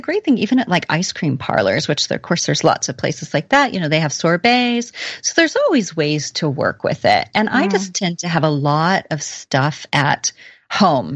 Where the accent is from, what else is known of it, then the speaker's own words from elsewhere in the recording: Oklahoma, United States; I'm really from Oklahoma.